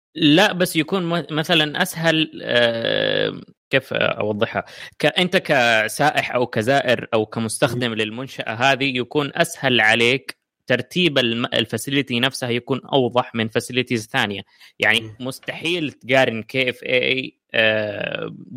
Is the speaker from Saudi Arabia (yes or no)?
yes; Saudi Arabia; عندنا في السعوديه